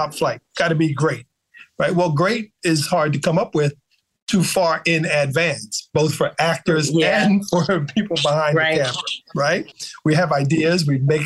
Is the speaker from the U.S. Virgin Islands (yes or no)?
yes; U.S. Virgin Islands; moved away; I grew up in the Caribbean mostly, so Black people at every level, you know, in St. Thomas, VI